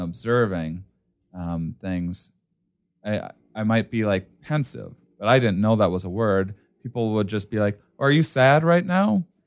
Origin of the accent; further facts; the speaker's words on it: Midwest, United States; I grew up in the Midwest